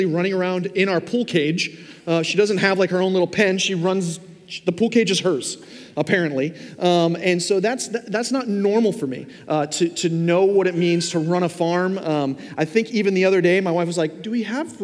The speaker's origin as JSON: {"language": "English", "area": "Long Island", "region": "New York", "country": "United States", "tie": "born or raised there", "moved": "yes", "lives_now": "Fort Myers, United States", "said": "I grew up in New York. Now, I didn't grow up in Manhattan, like in the core of the city, but we lived on Long Island"}